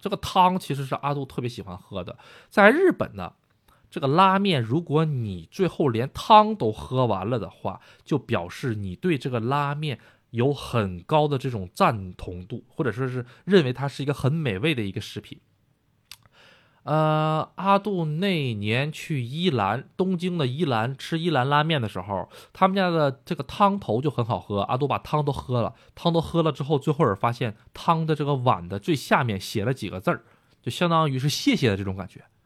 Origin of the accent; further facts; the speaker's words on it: China; now in Japan; 我也是中国人